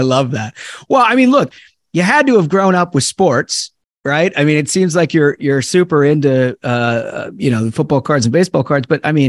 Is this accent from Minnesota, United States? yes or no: yes; Minnesota, United States; I grew up in Minnesota.